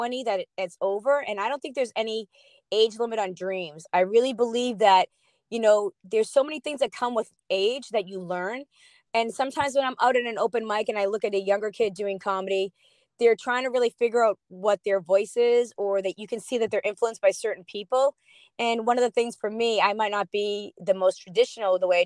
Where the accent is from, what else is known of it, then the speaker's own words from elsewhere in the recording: Boston, Massachusetts, United States; I'm from Boston